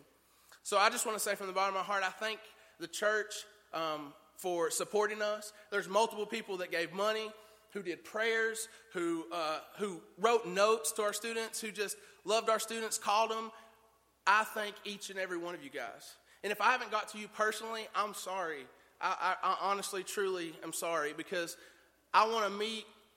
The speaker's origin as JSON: {"language": "English", "region": "Tennessee", "country": "United States", "said": "I'd never been any further than the beauty spot in North Carolina. That's as far as I'd ever been out of the state of Tennessee"}